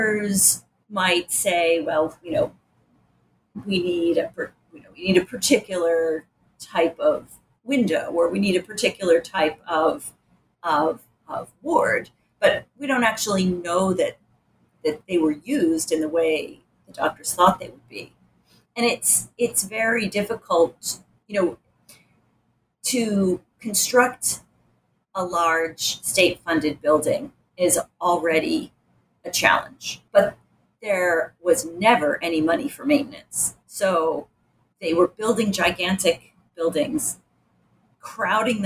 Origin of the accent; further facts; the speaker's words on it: Rochester, New York, United States; I grew up in Rochester